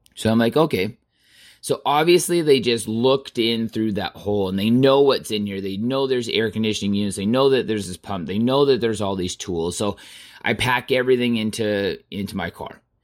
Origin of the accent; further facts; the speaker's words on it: Southern Alberta, Canada; I was born and raised in Southern Alberta on a farm